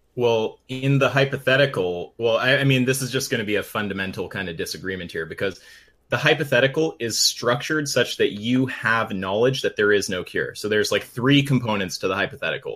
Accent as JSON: {"language": "English", "country": "Canada", "said": "We're Canadian"}